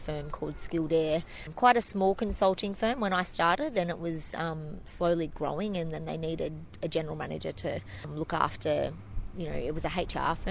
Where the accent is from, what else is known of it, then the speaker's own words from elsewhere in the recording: Maitland, New South Wales, Australia; also born or lived in Beresfield / Coffs Harbour / Sydney; now in Newcastle, Australia; I'm born and bred here, although Maitland. I'm more from Maitland. I grew up in Thornton, one of three, and then I went to school in Beresfield